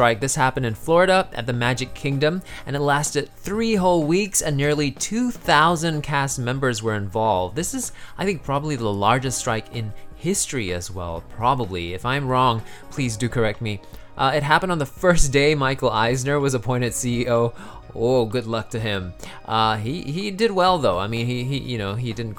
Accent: Singapore; I'm from Singapore

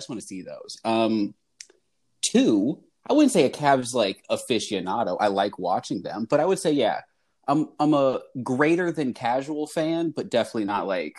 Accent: Ohio, United States; moved away as an adult; now in Michigan, United States; I'm from Ohio, but I've been living in Michigan for 6 years.

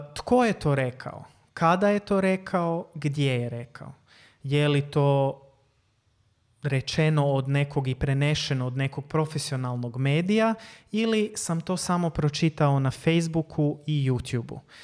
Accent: Croatia; Kod nas u Hrvatskoj

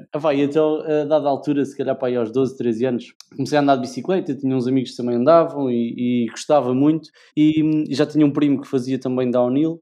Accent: Leiria, Centro, Portugal; nasci em Leiria, sou nascido e criado em Leiria

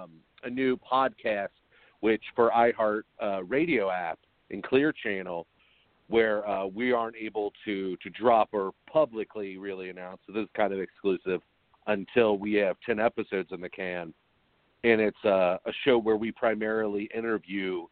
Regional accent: northern Kentucky, United States; also born or lived in Chicago; I'm born and raised in northern Kentucky, and I actually live in Kentucky

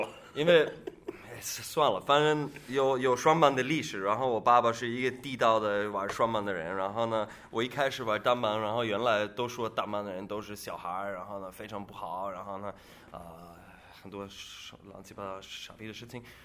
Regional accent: Austria; Chinese is a second language; moved away as an adult; now in China; 我是奥地利人

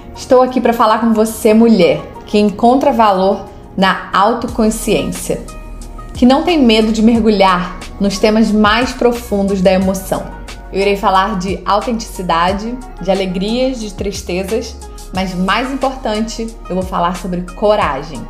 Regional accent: Saquarema, Rio de Janeiro, Brazil; moved away as an adult; now in United States; Eu sou do Rio de Janeiro, sou de Saquarema, no Rio de Janeiro no Brasil. E eu moro aqui nos Estados Unidos já há 13 anos e pouco, quase 14 anos.

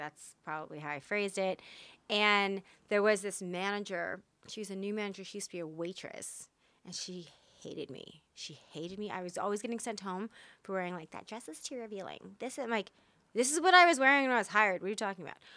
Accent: Texas, United States; I'm from Texas.

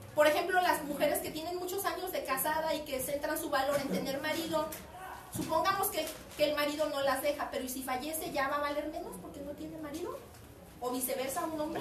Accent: Mexico; en el extranjero nos identifican como mexicanos

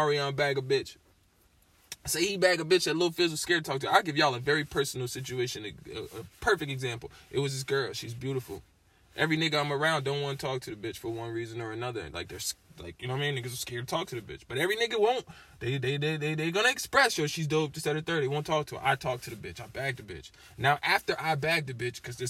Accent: Tallahassee, Florida, United States; also born or lived in Springfield, Massachusetts; I grew up in a Muslim household in Tallahassee, Florida

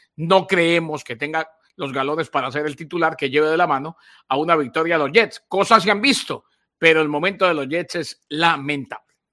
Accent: Bucaramanga, Santander, Colombia; mi pueblo, en mi ciudad, Bucaramanga

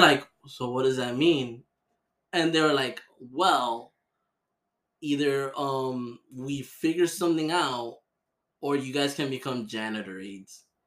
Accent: Miami, Florida, United States; I was born and raised here. I was born in Miami Jackson.

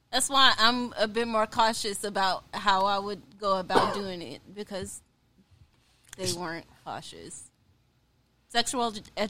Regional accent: Mississippi, United States; I mean, I'm from Mississippi. There's literally nothing to do but fuck and do drugs.

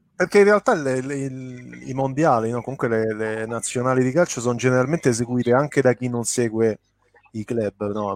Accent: Rome, Lazio, Italy; son cresciuto a Roma

